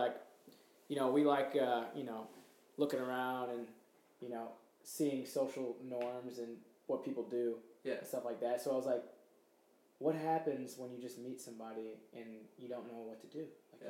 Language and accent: English; Atlanta, Georgia, United States; now in St. Louis, United States; I often say that I'm from Atlanta, which I was born there and lived there twice. But I've also lived here in St. Louis twice as well.